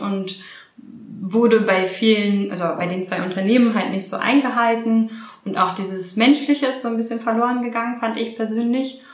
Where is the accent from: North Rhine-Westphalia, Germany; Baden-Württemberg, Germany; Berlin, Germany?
Berlin, Germany; also born or lived in Australia; Berlinerin, also hier auch geboren in Berlin